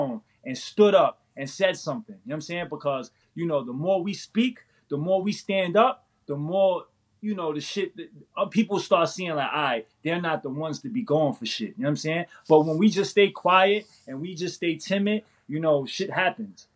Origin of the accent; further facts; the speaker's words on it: New York City, New York, United States; I was born and raised in New York City